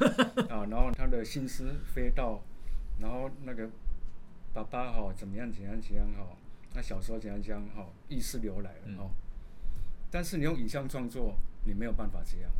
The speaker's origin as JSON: {"language": "Chinese", "region": "Kaohsiung", "country": "Taiwan", "tie": "born or raised there", "also_born_or_lived": "Taipei", "moved": "yes", "said": "我是一个高雄南部土小孩"}